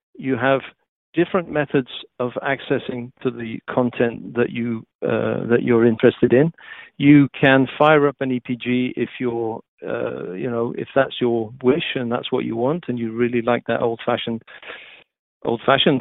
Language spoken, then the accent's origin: English; Wales, United Kingdom; moved away; being a Welshman